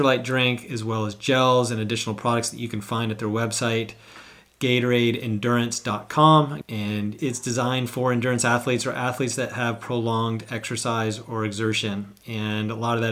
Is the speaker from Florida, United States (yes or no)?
no; Northern California, United States; moved away as an adult; now in Hawaii, United States; I grew up in Northern California